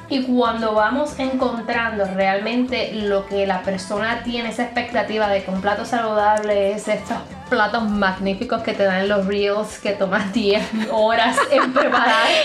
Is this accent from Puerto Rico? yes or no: yes; Puerto Rico; moved away as an adult; now in Arizona, United States; porque por eso salí de Puerto Rico